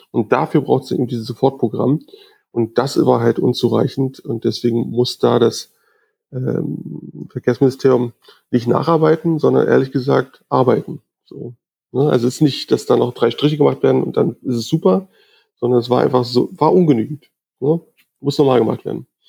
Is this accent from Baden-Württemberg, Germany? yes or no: no; Berlin, Germany; bin geborener Berliner, ähm, bin da auch nicht so richtig aus der Stadt rausgekommen